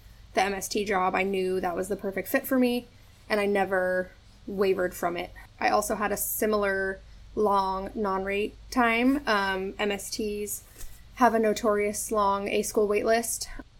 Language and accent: English; San Diego, California, United States; moved away as an adult; I was born and raised in San Diego, California. I joined at the age of 24, so it took me a little bit longer to figure out what I wanted to do. And I was recruited out of San Diego.